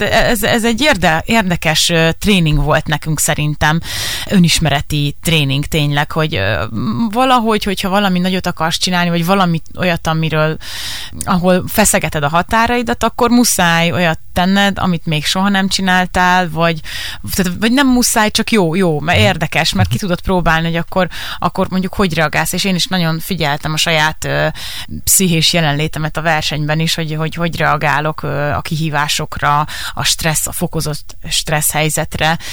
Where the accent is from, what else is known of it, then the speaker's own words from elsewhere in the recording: Szabolcs-Szatmár-Bereg, Hungary; moved away; én Szabolcs megyei vagyok, Szabolcs megyei szülött